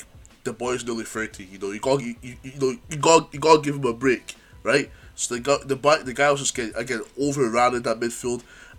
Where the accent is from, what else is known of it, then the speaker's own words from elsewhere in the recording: Scotland, United Kingdom; we're both from Scotland